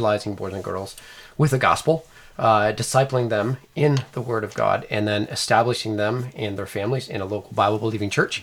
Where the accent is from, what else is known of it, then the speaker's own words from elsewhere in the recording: Maryland, United States; here in Maryland, which actually is my home state